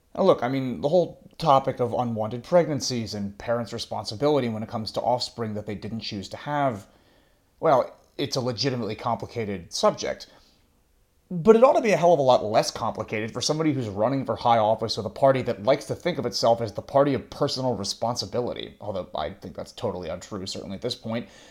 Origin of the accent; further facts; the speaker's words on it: United States; folks in my home country